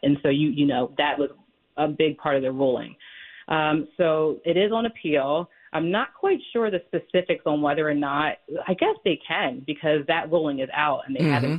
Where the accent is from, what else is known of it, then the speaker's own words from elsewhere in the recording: Philadelphia, Pennsylvania, United States; moved away as an adult; now in Springfield Township, United States; So I've been in Springfield Township for about 7 years. I was born and raised in Philadelphia. I left, traveled the country, and I came back to this area.